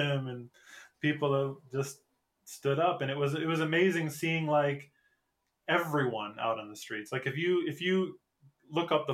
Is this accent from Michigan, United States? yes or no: yes; Michigan, United States; moved away as an adult; now in South Korea; I came from Michigan.